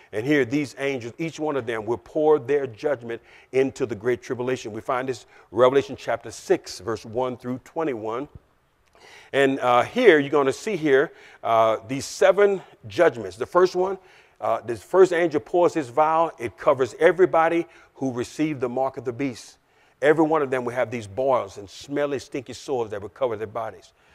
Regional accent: Louisiana, United States; I'm a Southern boy. I'm, I'm, I'm from Louisiana

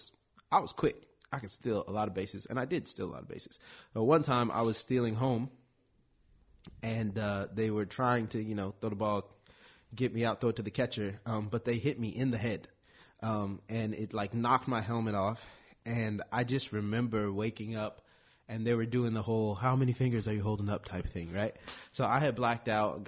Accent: Long Beach, California, United States; I'm born and raised in Long Beach

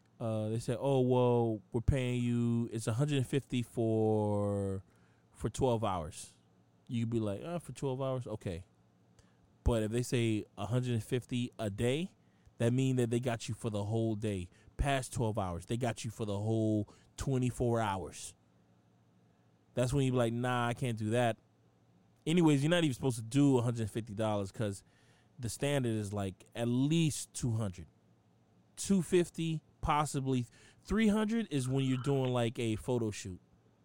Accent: Boston, Massachusetts, United States; accent: Boston; My Boston fucking accent. I'm really from Boston, you guys.

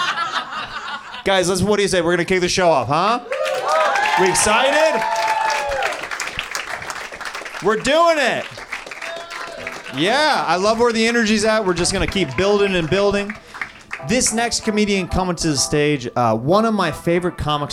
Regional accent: Kansas, United States; moved away; I'm from Kansas

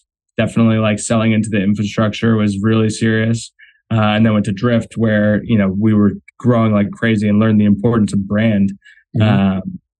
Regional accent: Marblehead, Massachusetts, United States; moved away as an adult; also born or lived in Rhode Island / Newport Beach, California / Boston; I'm from Marblehead, Mass. That's like where the Navy was started. Yeah, and I've grown up sailing my whole life.

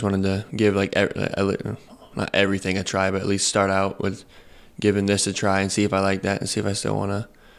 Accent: Lebanon, Indiana, United States; Lebanon. I go to Lebanon High School as well.

